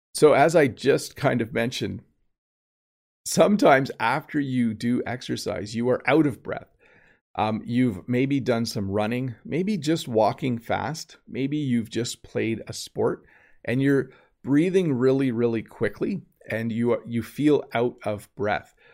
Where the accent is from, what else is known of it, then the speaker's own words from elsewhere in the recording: Canada; the Canadian